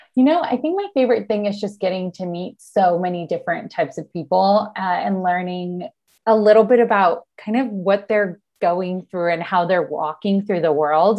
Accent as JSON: {"language": "English", "country": "Argentina", "moved": "yes", "lives_now": "San Diego, United States", "said": "I'm based in San Diego, California. Um, I'm originally from Argentina and I moved here"}